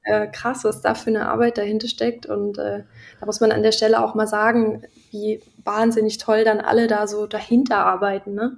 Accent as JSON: {"language": "German", "area": "Lusatia", "region": "Saxony", "country": "Germany", "tie": "born or raised there", "moved": "yes", "said": "ich komme ja aus der Gegend, so ein bisschen aus ja. der Lausitz. Also Görlitz, Horka, Niski, ähm, da bin ich so groß geworden. Also in der Teenagerphase"}